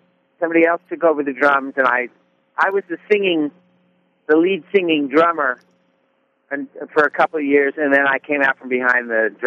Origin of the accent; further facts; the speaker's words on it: Little Silver, New Jersey, United States; I grew up in Little Silver, New Jersey, which is kind of the north part of the Jersey Shore.